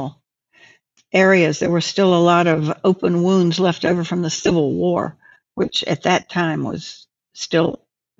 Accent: North Carolina, United States; moved away as an adult; my hometown in North Carolina

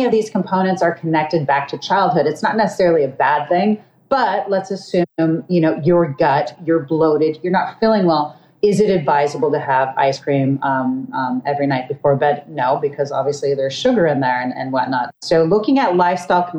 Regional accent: Los Angeles, California, United States; I'm from Los Angeles, I've also worked with production studios

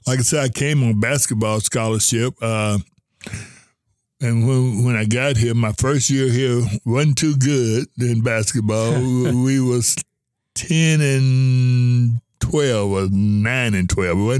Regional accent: Louisville, Kentucky, United States; I'm from Louisville, Kentucky. I attended Mel High School

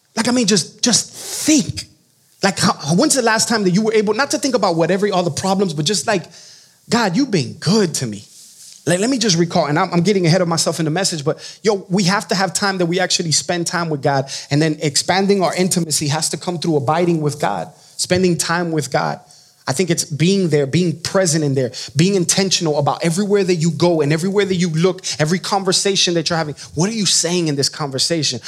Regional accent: Miami, Florida, United States; moved away; I am from Miami, Florida.

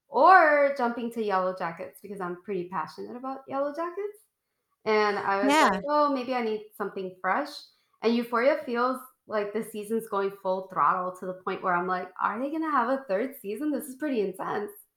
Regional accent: Puerto Rico; I was a little girl growing up in Puerto Rico in like the 90s

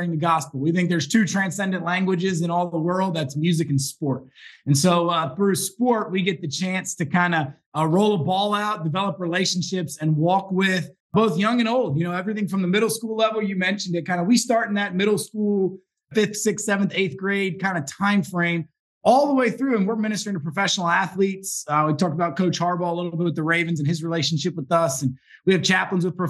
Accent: Baltimore, Washington, D.C. corridor, Maryland, United States; now in Philadelphia suburb, United States; I grew up in the Baltimore, Washington, D.C. kind of corridor area

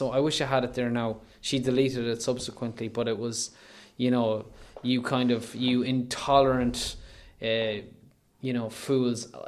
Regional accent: Leitrim, Ireland; I'm I'm I am technically from South Leitrim, but from whatever we're nominally, we voted in North Leitrim.

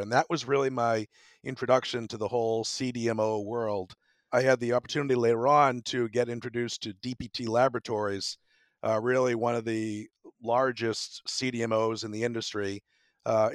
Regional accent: Massachusetts, United States; moved away as an adult; also born or lived in Tampa; I grew up in Massachusetts and attended school in Massachusetts as well

